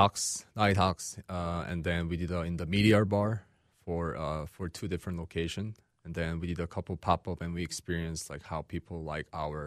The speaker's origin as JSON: {"language": "English", "town": "Seattle", "region": "Washington", "country": "United States", "moved": "as an adult", "said": "Then I was going to go back to Seattle. I'm from Seattle, Washington."}